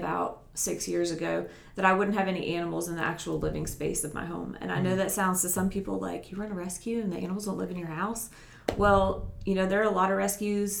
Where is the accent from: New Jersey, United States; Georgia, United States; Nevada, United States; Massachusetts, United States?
New Jersey, United States; moved away as an adult; now in Upstate South Carolina, United States; I grew up in New Jersey, and I moved here when I was about 18 to go to school. And then I just stayed here